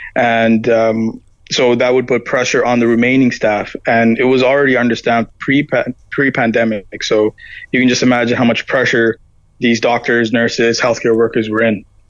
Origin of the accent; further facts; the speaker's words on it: Toronto, Ontario, Canada; also born or lived in Ireland; I'm from Toronto, so I'm used to buildings, cars, and whatnot